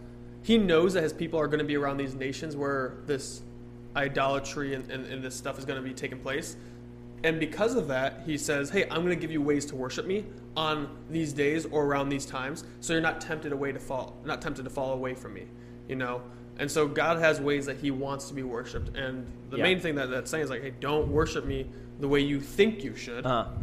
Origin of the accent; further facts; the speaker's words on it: Ireland; I'm Irish, though. So.